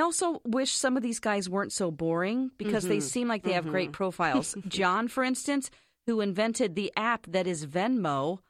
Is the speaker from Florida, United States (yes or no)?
no; Minnesota, United States; I'm from Minnesota, okay?